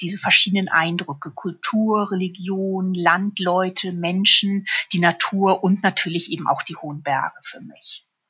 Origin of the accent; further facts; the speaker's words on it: Hamburg / Schleswig-Holstein, Germany; moved away as an adult; also born or lived in Munich; now in Füssen, Germany; Ich bin ja in Hamburg geboren und habe in Schleswig-Holstein Abitur gemacht und bin dann zum Studium nach München gegangen